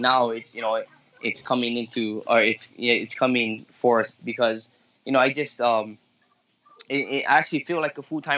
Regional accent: Philippines; I'm Filipino

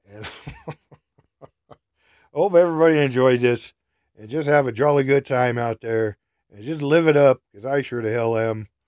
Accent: Minnesota, United States; Yeah, how do you know I'm from Minnesota?

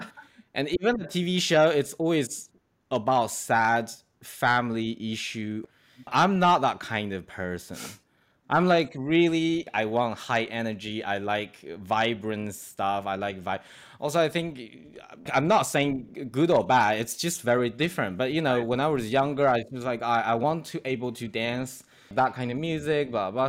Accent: Shanghai, China; moved away; also born or lived in Australia; I'm from Shanghai

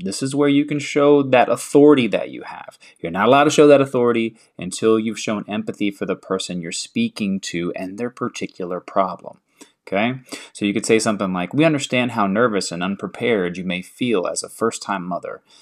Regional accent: the South, United States; I'm from the South

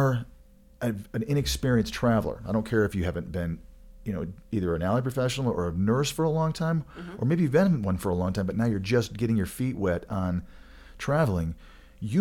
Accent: Michigan, United States; I am a Michigander. I was born and raised in Michigan

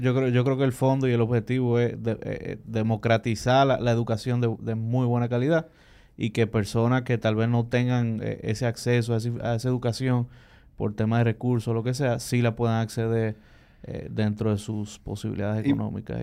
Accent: Dominican Republic; como dominicano

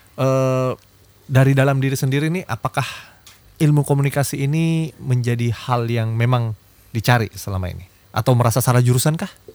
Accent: Makassar, South Sulawesi, Indonesia; Saya orang Makassar

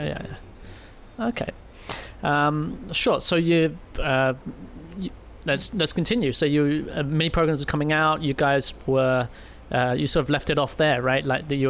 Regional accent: London, United Kingdom; I'm from London, where there's lots of shoplifting going on.

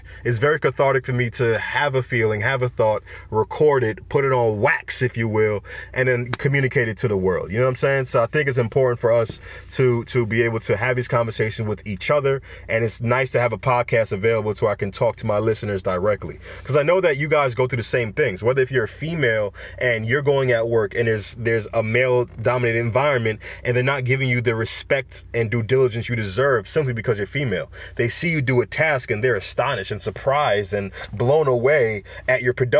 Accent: Jamaica; I'm Jamaican. Usain Bolt comes first in every race. You know what I'm saying? Jamaicans know how to compete in any race.

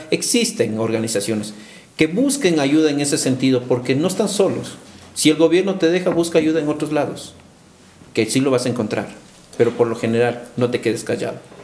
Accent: Ecuador; Somos el pueblo, somos ecuatorianos

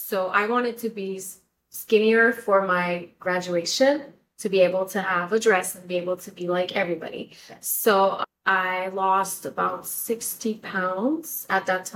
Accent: Canada; first language French; English is a second language; moved away as an adult; now in Florida, United States; I'm Canadian, and my first language is French, so I have an accent

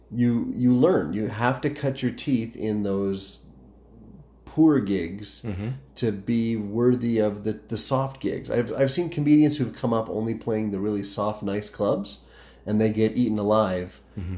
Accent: Calgary, Alberta, Canada; also born or lived in Fort McMurray; born and raised in Calgary

